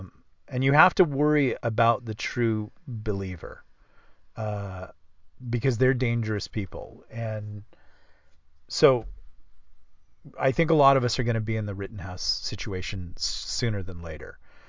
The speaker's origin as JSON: {"language": "English", "region": "the South", "country": "United States", "said": "because I'm from the South."}